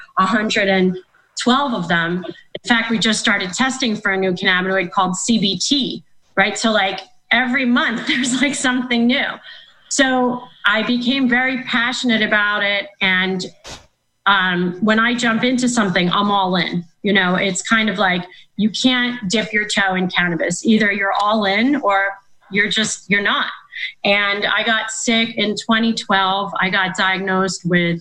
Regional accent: Philadelphia, Pennsylvania, United States; moved away; also born or lived in Florida; I'm from Philadelphia originally

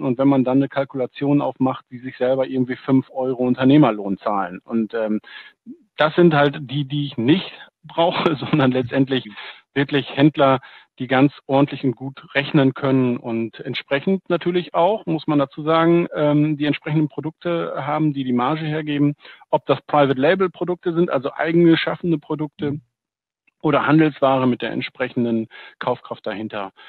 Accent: Ahaus, North Rhine-Westphalia, Germany; ich bin ein äh, Fulfillment-Dienstleister, letztendlich aus dem schönen Ahaus, äh, dem Münsterland

